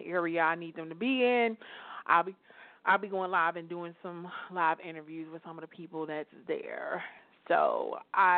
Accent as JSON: {"language": "English", "town": "Chicago", "region": "Illinois", "country": "United States", "moved": "yes", "lives_now": "Atlanta, United States", "said": "I'm from Chicago"}